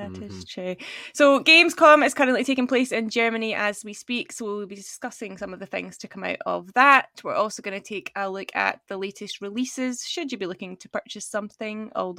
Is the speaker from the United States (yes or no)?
no; Scotland, United Kingdom; So yes, we are from Scotland